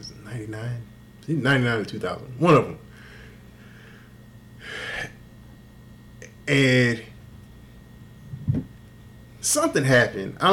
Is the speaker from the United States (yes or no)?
yes; Texas, United States; I grew up in Texas. My dad's from Mississippi